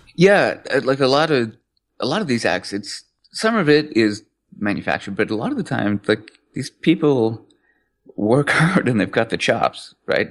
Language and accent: English; England, United Kingdom; I was born in England